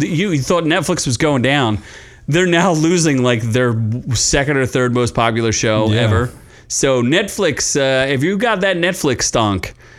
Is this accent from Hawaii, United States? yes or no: no; Philadelphia, Pennsylvania, United States; I am from Philadelphia.